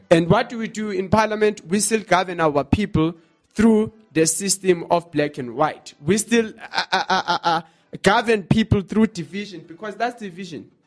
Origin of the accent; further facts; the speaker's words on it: South Africa; us as South African people